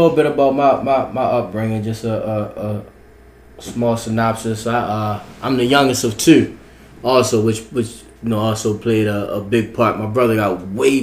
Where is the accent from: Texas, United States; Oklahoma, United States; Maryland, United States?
Maryland, United States; Baltimore; I was raised in Baltimore, Maryland, in the city.